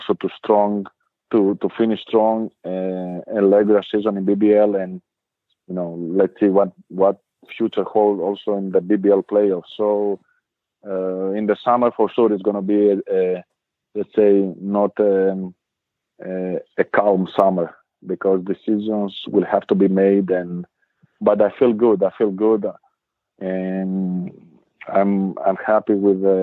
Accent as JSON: {"language": "English", "town": "Thessaloniki", "region": "Central Macedonia", "country": "Greece", "tie": "born or raised there", "second_language": "English", "moved": "as an adult", "lives_now": "Bamberg, Germany", "said": "from my hometown, from Thessaloniki"}